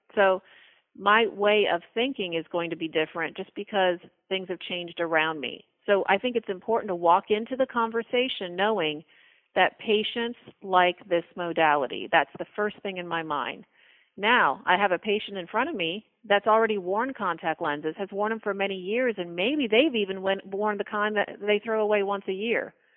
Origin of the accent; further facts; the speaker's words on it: West Palm Beach, Florida, United States; also born or lived in Boston / Tallahassee, Florida; I moved back to my hometown, which is West Palm Beach, Florida.